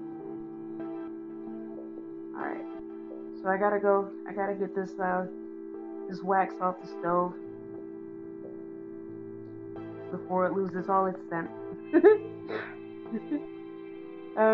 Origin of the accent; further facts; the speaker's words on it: United States; I'm from America.